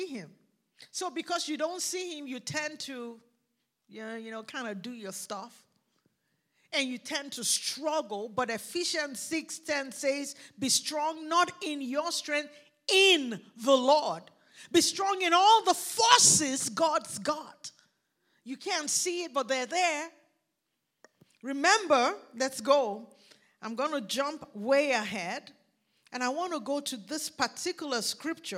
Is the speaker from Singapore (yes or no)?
no; Nigeria; accent: Nigerian; now in United States; I grew up in Nigeria where there was a lot of talk about things that are not seen